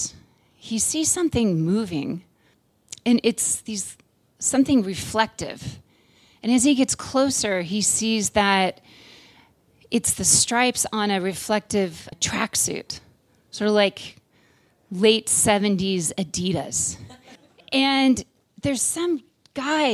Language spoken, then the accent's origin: English; Tulare, California, United States; now in Nevada City, United States; we grew up in Tulare in the San Joaquin Valley